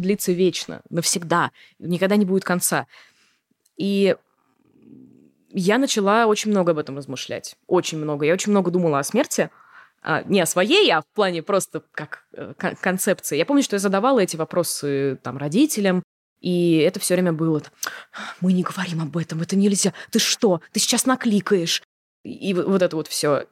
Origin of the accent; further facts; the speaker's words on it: Moscow, Russia; Я коренная москвичка, и училась я в Москве.